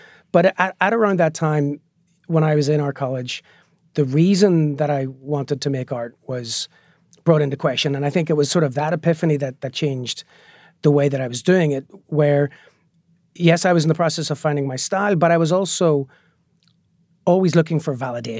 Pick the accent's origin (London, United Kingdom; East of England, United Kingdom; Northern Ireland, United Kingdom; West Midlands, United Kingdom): Northern Ireland, United Kingdom; growing up in Northern Ireland, we used to joke that we were bilingual because we could speak both Catholic and Protestant.